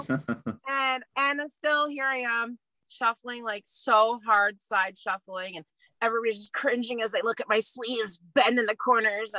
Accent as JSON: {"language": "English", "country": "United States", "also_born_or_lived": "Northern Alberta, Canada", "moved": "yes", "lives_now": "Alberta, Canada", "said": "I'm American"}